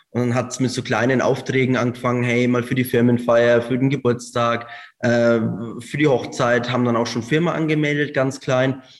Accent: Hungary; Äh, wir sind ursprünglich eigentlich aus Ungarn, äh, da aus der Ukraine in der Nähe.

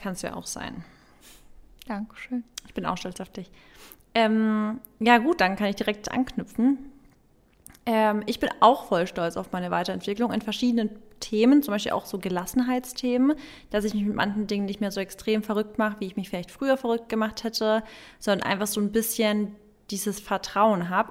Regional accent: Baden-Württemberg, Germany; bei uns in Baden-Württemberg

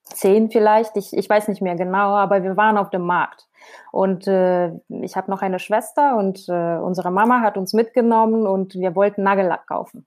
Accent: Krasnodar Krai, Russia; German is a second language; moved away as an adult; now in Essen, Germany; Ich komme aus dem Süden Russlands, aus Krasnodar-Region, liegt in der Nähe vom Schma Schwarzen Meer

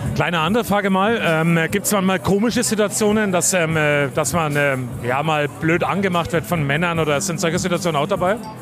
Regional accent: Coburg, Bavaria, Germany; ich bin ja aus Coburg und bin ja in Coburg auch relativ bekannt

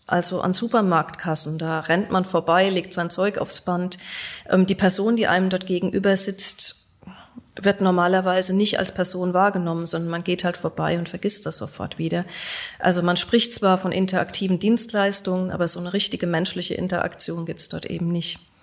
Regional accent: Göttingen, Lower Saxony, Germany; Also auch in Göttingen, wo ich herkomme

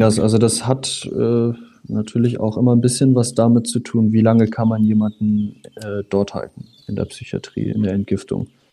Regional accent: north of Hamburg, Schleswig-Holstein, Germany; also born or lived in Husum; Ich komme aus dem Speckgürtel Hamburg, ähm, nördlich von Hamburg. Ich bin noch weiter oben geboren. Ich bin äh, an der Nordseeküste in Husum geboren und mhm. dann mit, was waren das, drei Jahre, vier Jahre, äh, in die Nähe von Hamburg gezogen

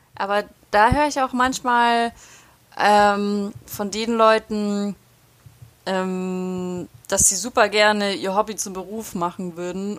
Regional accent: Ulm, Baden-Württemberg, Germany; moved away; in Ulm in meiner Heimatstadt

